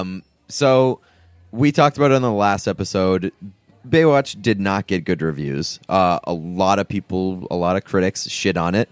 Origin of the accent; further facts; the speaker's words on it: New England, United States; I'm from New England